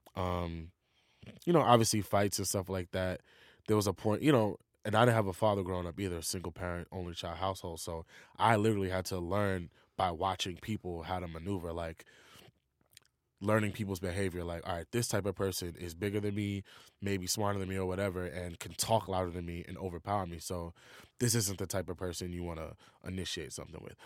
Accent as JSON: {"language": "English", "town": "New York City", "region": "New York", "country": "United States", "tie": "born or raised there", "said": "being from New York"}